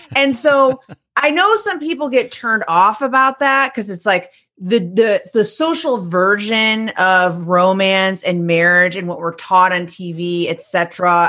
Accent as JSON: {"language": "English", "town": "Detroit", "region": "Michigan", "country": "United States", "also_born_or_lived": "Seville, Spain", "said": "I'm from Detroit, Michigan"}